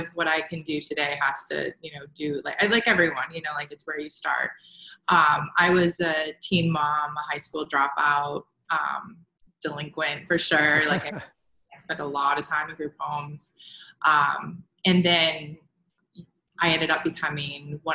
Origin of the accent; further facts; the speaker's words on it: New Hampshire, United States; now in California, United States; I'm from the East Coast. I'm from New Hampshire.